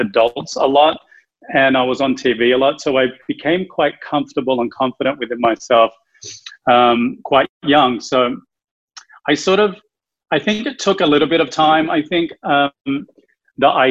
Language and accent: English; Australia; moved away as an adult; now in Los Angeles, United States; I'm originally from Australia